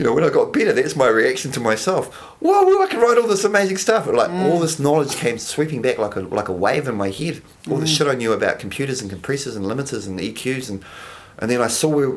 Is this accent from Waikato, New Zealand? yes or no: no; Palmerston North, Manawatū-Whanganui, New Zealand; now in Wellington, New Zealand; I'm from Palmerston North